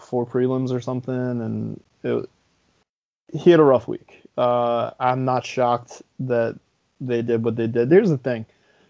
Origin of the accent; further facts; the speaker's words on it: New Jersey, United States; I'm from New Jersey